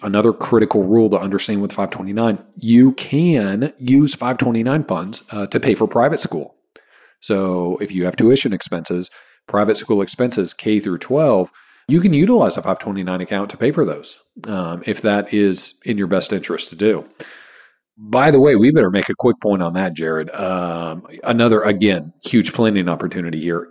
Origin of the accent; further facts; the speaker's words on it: Kansas, United States; now in Texas, United States; I grew up in Kansas